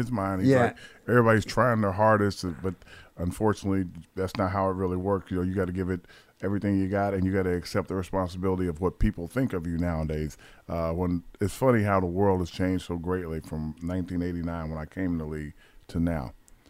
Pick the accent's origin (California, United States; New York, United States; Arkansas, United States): New York, United States; now in Atlanta, United States; I'm down here in Atlanta. I'm from New York.